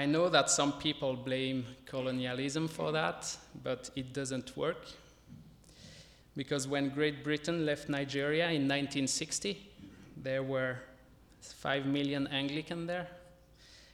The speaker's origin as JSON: {"language": "English", "area": "French-speaking Switzerland", "region": "Romandy", "country": "Switzerland", "tie": "born or raised there", "also_born_or_lived": "North Africa", "second_language": "English", "moved": "as an adult", "lives_now": "Belfast, United Kingdom", "said": "I was born in Switzerland, in the French speaking part"}